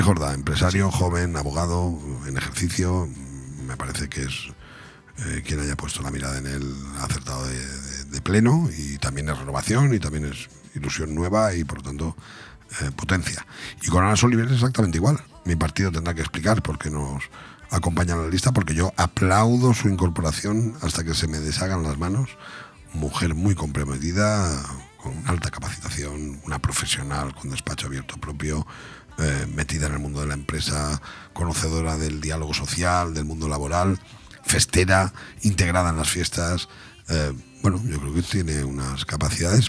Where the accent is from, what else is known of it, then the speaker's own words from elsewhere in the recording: Benidorm, Valencian Community, Spain; es mi tierra, y es la tierra de todos los venidormenses